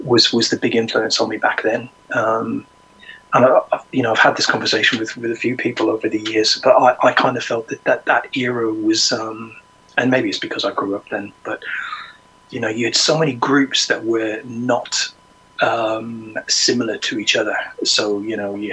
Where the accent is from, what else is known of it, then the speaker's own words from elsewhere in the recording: Ireland; moved away; I'm originally from Ireland, so my parents played in the Irish show bands.